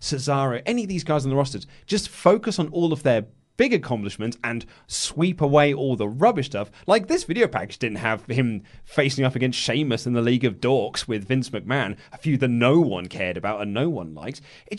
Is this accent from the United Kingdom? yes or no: yes; United Kingdom; Lego, please. We're British.